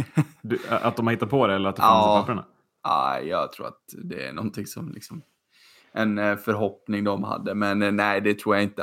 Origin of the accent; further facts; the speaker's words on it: Sweden; som svensk